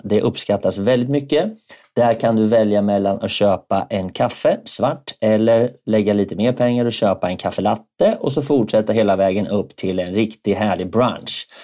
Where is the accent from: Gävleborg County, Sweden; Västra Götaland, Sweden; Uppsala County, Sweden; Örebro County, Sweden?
Örebro County, Sweden; Närke; now in Stockholm, Sweden; min Närkefana